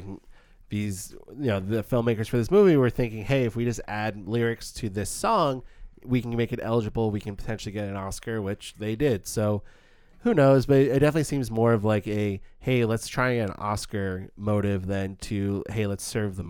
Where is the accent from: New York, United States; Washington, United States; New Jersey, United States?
New York, United States; New York City; I live in the city. I grew up in New York City. That to me, like, that's just home